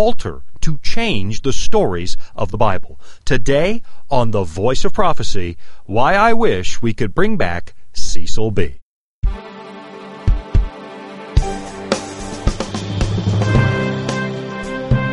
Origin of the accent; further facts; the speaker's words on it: Canada; now in Loveland, United States; I'm originally from Canada